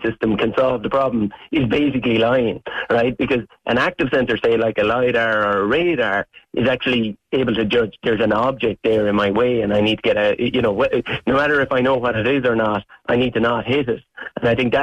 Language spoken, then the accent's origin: English; Ireland; as an Irishman